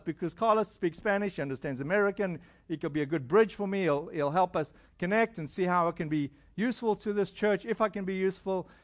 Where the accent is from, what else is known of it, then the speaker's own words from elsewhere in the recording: South Africa; moved away; I'm from South Africa